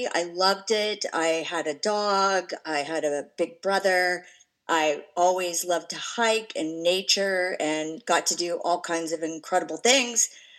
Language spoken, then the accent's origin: English; California, United States; born there; I'll start by saying I was born in California in the 60s, and I was born to that perfect hippie family.